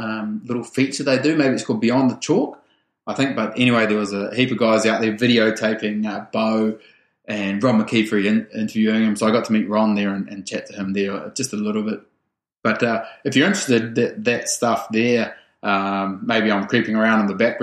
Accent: New Zealand; I grew up in a small town in rural New Zealand, like population 600

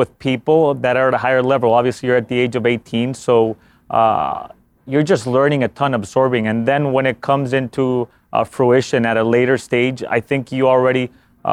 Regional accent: Honduras; moved away; I'm from Honduras, which is located in Central America.

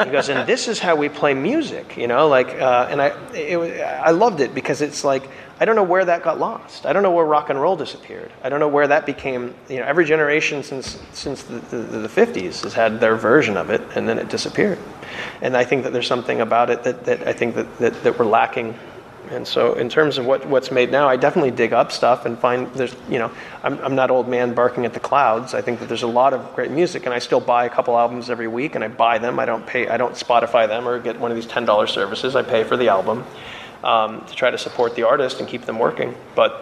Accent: Phoenix, Arizona, United States; growing up in Phoenix, Arizona

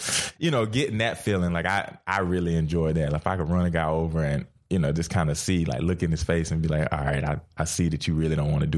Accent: Georgia, United States; I grew up a Georgia fan. You know, I grew up in Georgia.

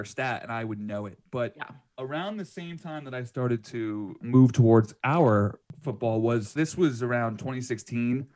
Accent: New York, United States; growing up around New York in the late 90s

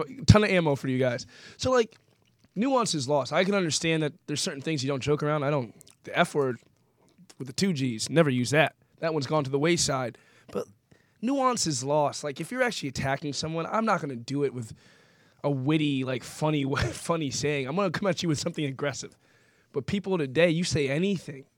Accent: New Jersey, United States; also born or lived in Boston, United States; now in Los Angeles, United States; I grew up in South Jersey before I got to the Northeast

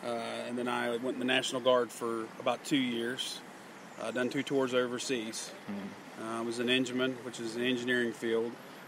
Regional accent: Elkins, West Virginia, United States; Yes, sir. I'm from Elkins.

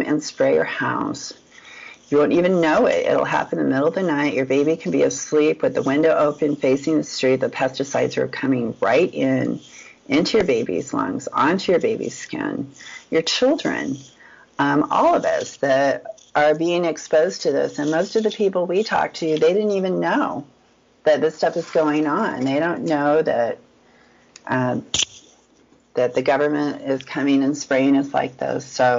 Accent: United States; being an American

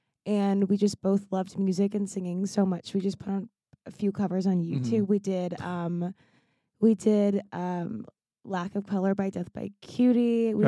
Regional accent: Seattle, Washington, United States; also born or lived in Los Angeles, United States; I grew up partly in Seattle and partly in Los Angeles.

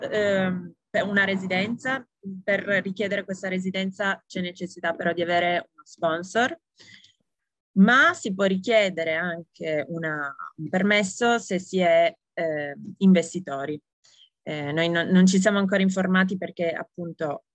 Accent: Italy; moved away as an adult

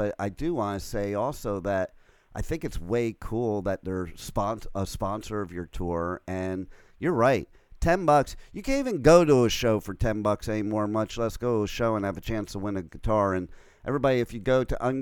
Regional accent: New Jersey, United States; moved away; I'm from Jersey

